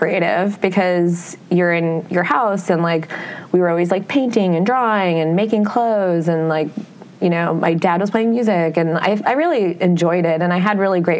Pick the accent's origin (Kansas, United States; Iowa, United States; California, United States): Iowa, United States; moved away as an adult; also born or lived in West Coast; now in New York City, United States; I still really resonate with growing up in Iowa. I'm from a farm in the middle of nowhere